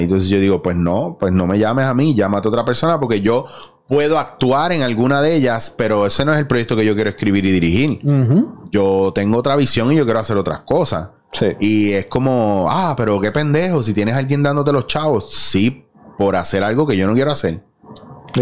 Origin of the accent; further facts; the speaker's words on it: Puerto Rico; esta amalgama de identidades que tenemos